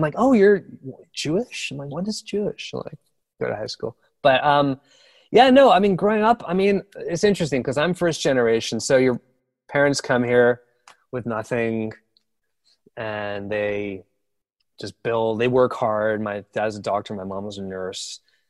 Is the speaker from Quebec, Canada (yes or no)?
yes; Montreal, Quebec, Canada; born or raised there